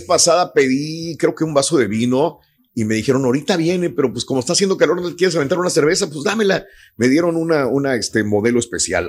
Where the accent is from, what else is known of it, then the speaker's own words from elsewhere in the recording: Mexico; now in United States; yo en mi pueblo, yo no conocía en México los burritos. No, tampoco. Cuando vengo a Estados Unidos es cuando conozco los burritos